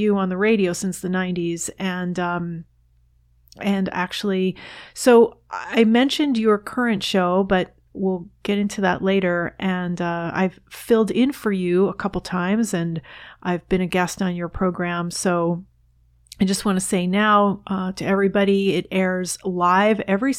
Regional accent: New Jersey, United States; I grew up in New Jersey

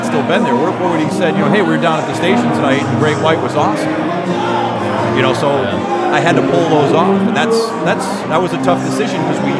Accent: Boston, Massachusetts, United States; I'm from Boston.

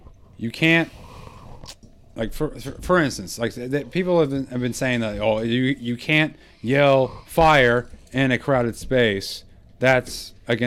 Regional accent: Texas, United States; I grew up in Texas

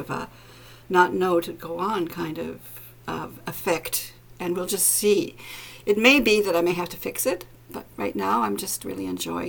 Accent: Canada; I'm a Canadian and I live on an island in a Great Lake

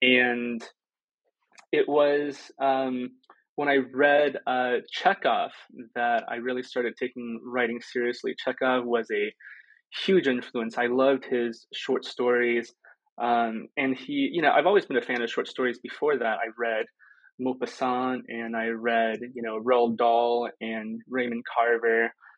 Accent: Fengyang, Shaanxi, China; born there; The province that I was born in China, Shaanxi, and Fengyang is a relatively small city in that province.

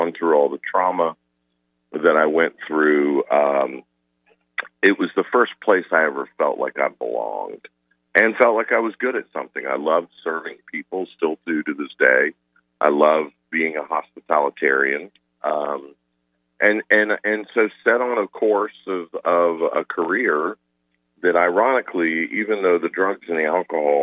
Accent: Atlanta, Georgia, United States; I grew up in suburbs in Atlanta

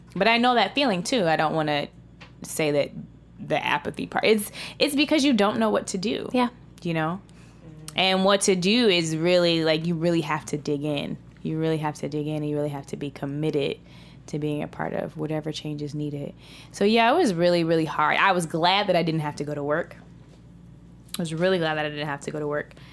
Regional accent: United States; I'm American

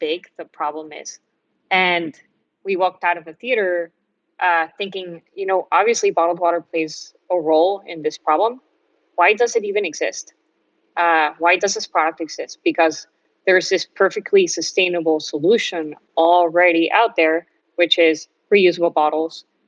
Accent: Mexico; moved away as an adult; also born or lived in Miami, United States; I grew up in Mexico

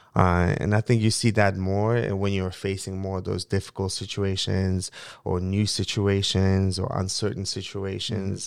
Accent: Mongolia; English is a second language; also born or lived in Moscow, Russia / Falls Church, Virginia, United States; now in United States; a young boy growing up in Mongolia

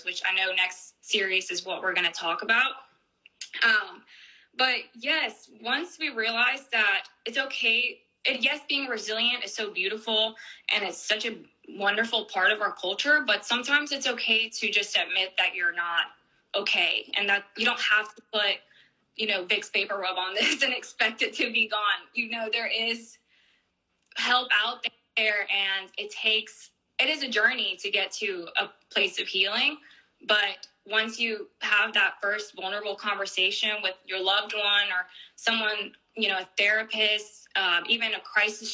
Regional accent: Mexico; now in United States; now that I've moved to the United States, we do talk about it more because it's more part of the culture here than it is in our, you know, my home country

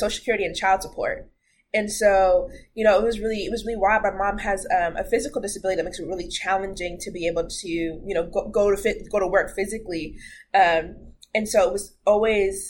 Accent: Redmond, Washington, United States; I grew up in Redmond

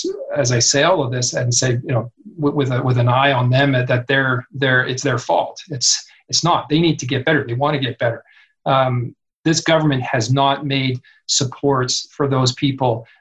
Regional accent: Kamloops, British Columbia, Canada; Kamloops, my hometown

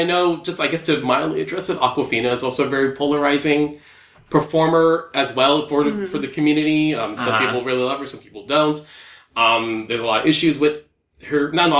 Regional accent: United States; I'm Filipino-American.

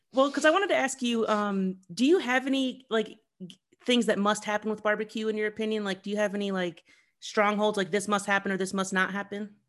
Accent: Columbus, Ohio, United States; moved away; also born or lived in New York; I'm from Columbus, Ohio

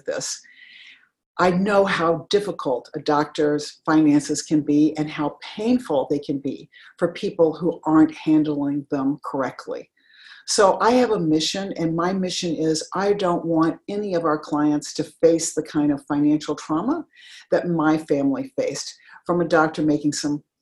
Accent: Denver, Colorado, United States; I grew up in Denver, Colorado, went to undergrad and to law school there.

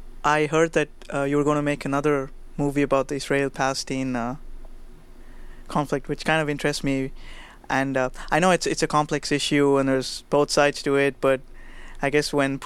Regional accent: India; moved away; I'm from India

